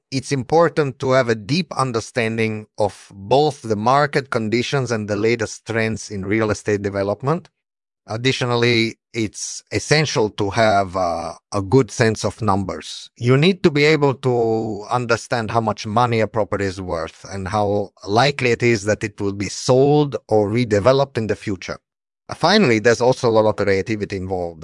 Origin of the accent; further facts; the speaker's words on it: Italy; I was born in Italy in 1965